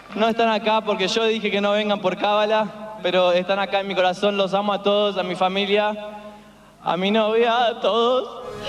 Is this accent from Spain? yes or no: no; Burundi; now in United States; soy de Burundi